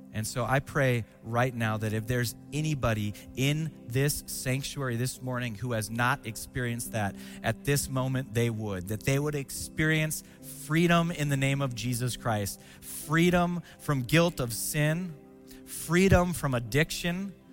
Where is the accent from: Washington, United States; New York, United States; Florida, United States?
Washington, United States; Seattle; also born or lived in Spokane, Washington; when I was 12 years old, my dad resigned his church, became a, uh, a missionary with the Assemblies of God, and we moved from Seattle, Washington to Spokane, Washington to be around family